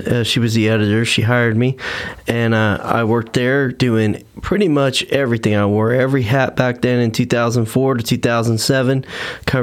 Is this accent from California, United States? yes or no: no; Tulsa, Oklahoma, United States; moved away; I grew up in Tulsa, Oklahoma area.